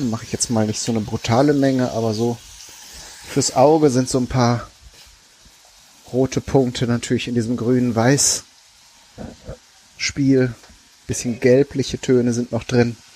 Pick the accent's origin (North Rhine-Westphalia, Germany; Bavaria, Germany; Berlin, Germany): North Rhine-Westphalia, Germany; Ich komme ja ursprünglich aus Ostwestfalen. Und da ist man dann so ganz pragmatisch, ne?